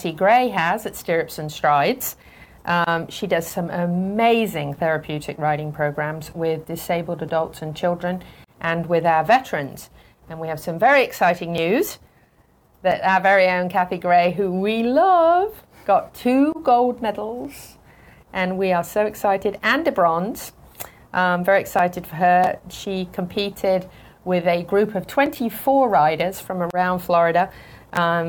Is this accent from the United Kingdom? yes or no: yes; United Kingdom; moved away; I'm a Brit